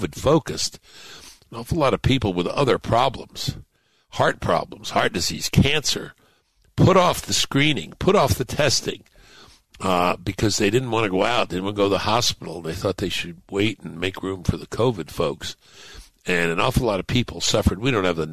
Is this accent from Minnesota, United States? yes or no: no; New York City, New York, United States; where I grew up in Brooklyn